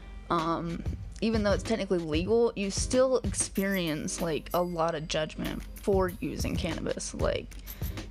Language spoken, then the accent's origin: English; Alabama, United States; now in Colorado, United States; I'm from Alabama, and I have moved to Colorado with my boyfriend